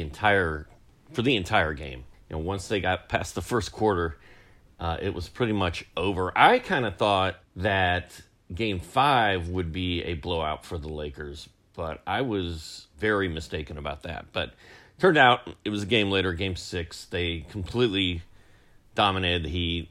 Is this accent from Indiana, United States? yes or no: yes; Indianapolis, Indiana, United States; I, I grew up in Indy, and uh, Cincinnati was our closest team